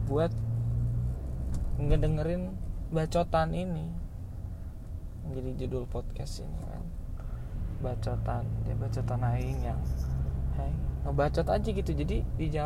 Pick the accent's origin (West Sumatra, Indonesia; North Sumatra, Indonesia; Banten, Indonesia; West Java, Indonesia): West Java, Indonesia; gue ini adalah orang Sunda sebenarnya nggak sebenarnya sih pasti orang Sunda